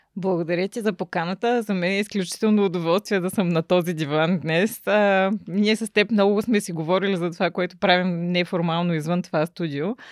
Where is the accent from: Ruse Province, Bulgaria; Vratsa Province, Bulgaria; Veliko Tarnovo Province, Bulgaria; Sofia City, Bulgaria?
Ruse Province, Bulgaria; Ruse; also born or lived in Shumen / Varna; Рус е моя роден град